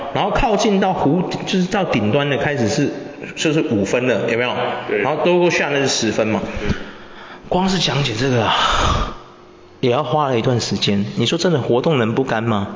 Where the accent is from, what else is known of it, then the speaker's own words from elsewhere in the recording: Taiwan; 身为一个台湾人